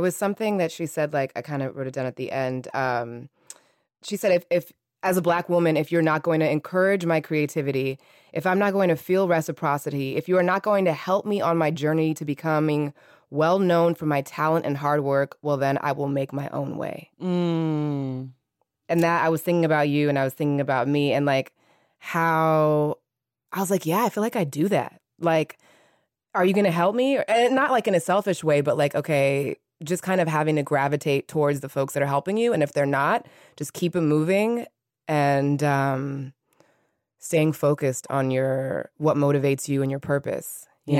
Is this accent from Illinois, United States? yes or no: no; San Francisco, California, United States; now in Los Angeles, United States